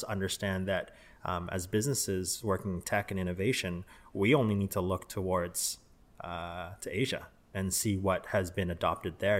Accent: Canada; also born or lived in Vancouver; as a Canadian

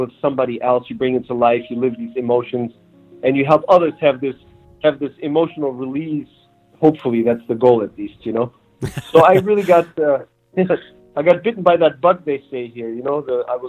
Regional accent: Germany; also born or lived in Turkey / New Mexico; now in Los Angeles, United States; So really, I grew up more in Germany and got to go through the German school system and spend family time and vacation time in Turkey

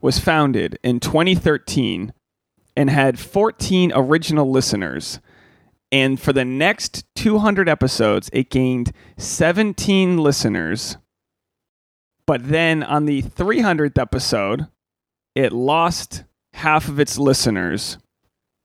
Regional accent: Newport, Rhode Island, United States; I was growing up in Newport, it was like not, you know, it's a middle class town

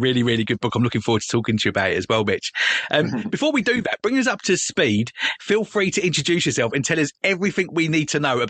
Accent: London, United Kingdom; accent: Cockney

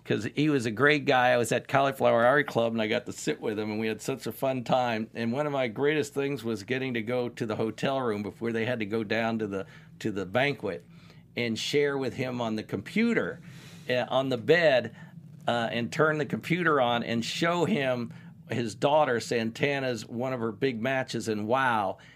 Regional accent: Indianapolis, Indiana, United States; I'm from Indianapolis

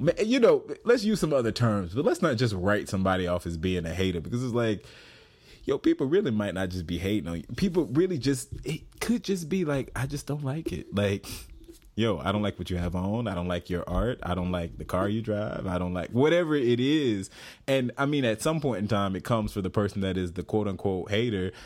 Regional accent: the South, United States; I'm from the South.

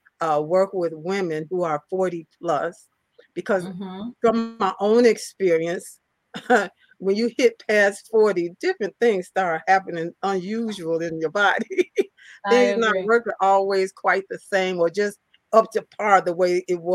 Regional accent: Chicago, Illinois, United States; I'm from Chicago, Illinois, the Chicago area. I live right outside of Chicago.

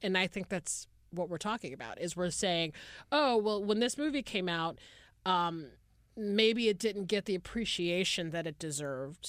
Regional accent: Atlanta, Georgia, United States; I'm from Atlanta, Georgia

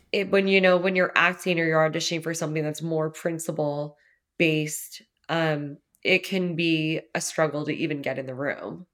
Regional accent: Los Angeles County, Southern California, United States; moved away as an adult; also born or lived in New York City; it's L A County, but, like, right by Orange County

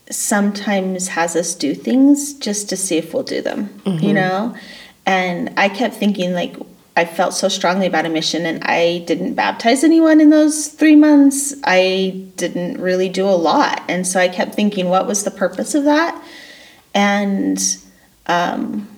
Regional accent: Boise, Idaho, United States; I grew up here in Boise, Idaho

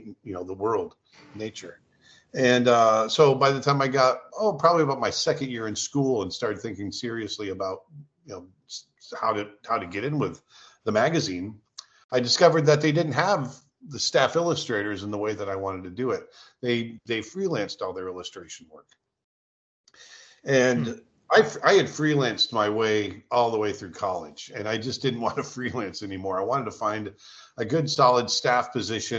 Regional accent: South Florida, United States; also born or lived in Vermont / California; grew up in Florida, moved to Florida when I was very young

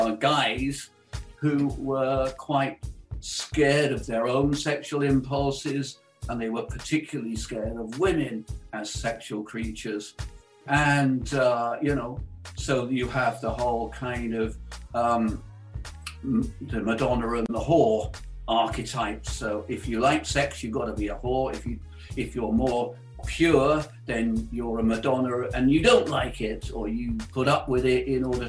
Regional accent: United Kingdom; I was brought up in the Christian church in the UK

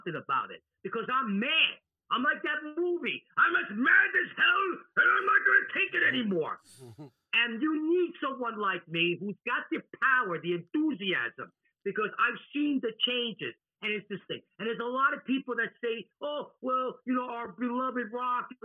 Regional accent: New York City, New York, United States; I'm from New York City. I was born in the hood, okay? And I lived in New York

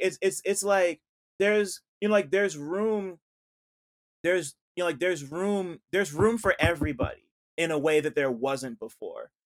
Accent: New Jersey, United States; I'm from Jersey

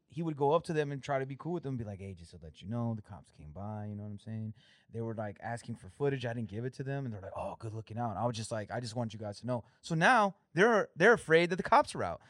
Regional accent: California, United States; moved away as an adult; now in Michigan, United States; I'm from California

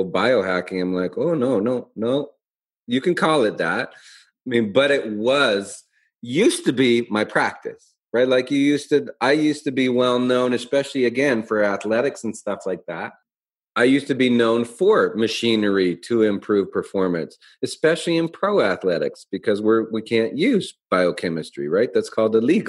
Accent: Calgary, Alberta, Canada; moved away as an adult; also born or lived in Portland, Oregon; I came from Calgary

